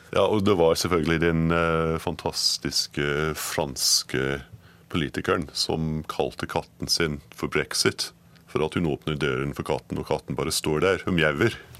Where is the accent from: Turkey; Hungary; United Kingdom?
United Kingdom; Edinburgh, Scotland; Norwegian is a second language; moved away as an adult; also born or lived in Glasgow / London; now in Norway; Jeg er født i Glasgow, oppvokst i Edinburgh men forlot landet mitt da jeg var 18